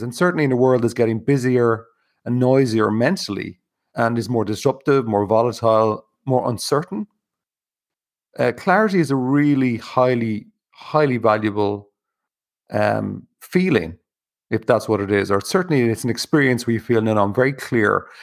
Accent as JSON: {"language": "English", "country": "Ireland", "tie": "born or raised there", "said": "growing up in Ireland"}